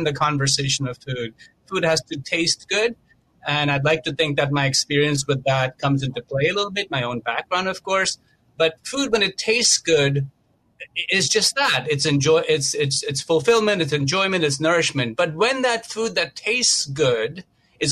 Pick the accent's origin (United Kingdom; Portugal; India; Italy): India; Mumbai, Maharashtra; moved away as an adult; I grew up a vegetarian in India, in Mumbai, and I came to this country over 21 years ago